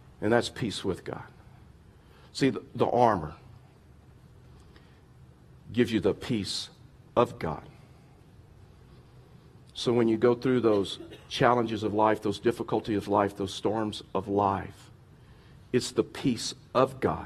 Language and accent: English; Texas, United States; I grew up in Texas, and so like Westerns was a big deal to us